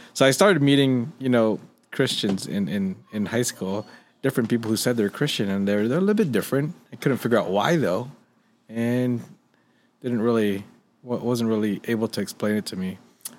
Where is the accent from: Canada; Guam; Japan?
Guam; now in Las Vegas, United States; growing up in Guam, you know, even the locals were mostly Roman Catholic